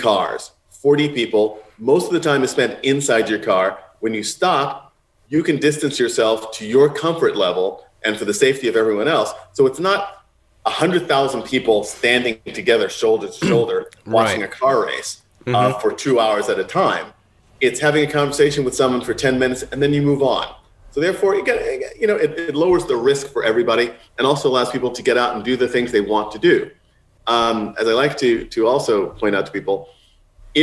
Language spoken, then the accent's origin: English; New York City, New York, United States; moved away as an adult; also born or lived in California; now in Rhode Island, United States; I grew up in Manhattan and in Queens